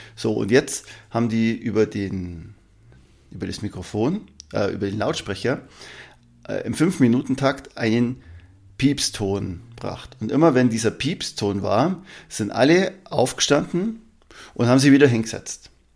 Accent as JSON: {"language": "German", "region": "Allgäu", "country": "Germany", "said": "bei uns im Allgäu"}